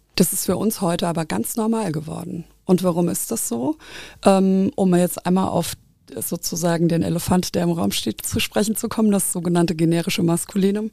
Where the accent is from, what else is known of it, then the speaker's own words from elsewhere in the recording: Nahe valley, Rhineland-Palatinate, Germany; now in Koblenz, Germany; ich bin auch dialektal aufgewachsen, äh, gar nicht so weit weg. Ich komme aus dem Nahetal